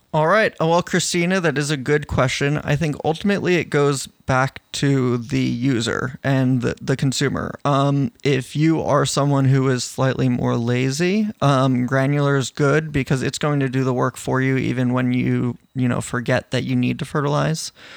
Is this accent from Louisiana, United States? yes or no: no; New York, United States; growing up in New York and, uh, in the Northeast